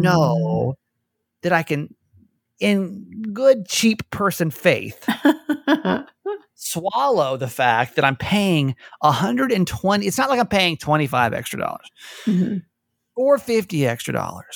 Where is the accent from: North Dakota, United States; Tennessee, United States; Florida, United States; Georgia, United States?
Georgia, United States; growing up in Georgia